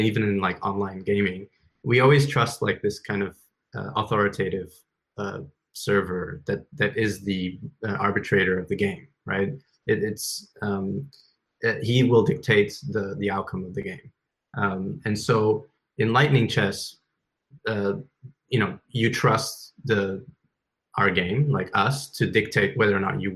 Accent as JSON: {"language": "English", "country": "China", "tie": "born or raised there", "moved": "yes", "said": "I grew up in China"}